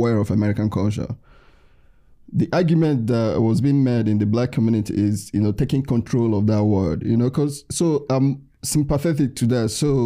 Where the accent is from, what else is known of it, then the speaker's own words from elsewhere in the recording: Nigeria; moved away as an adult; I was born in Nigeria, I grew up in Nigeria, I came here for higher education